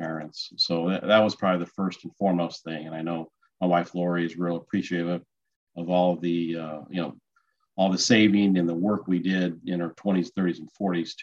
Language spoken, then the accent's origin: English; Phoenix, Arizona, United States; also born or lived in Los Angeles / San Diego; So I was born and raised in Phoenix and pretty much lived in Phoenix for most of my life.